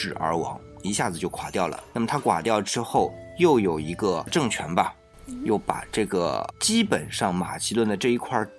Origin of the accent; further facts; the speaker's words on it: China; 那么我们讲到是我们中国人的，但是中国人他还是人嘛